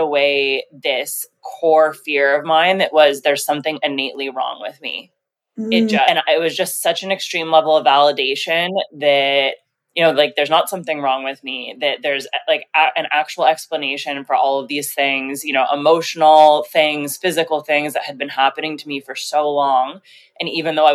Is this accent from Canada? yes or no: yes; Canada; also born or lived in Mexico / Colombia; I'm Canadian. I'm currently living in Toronto.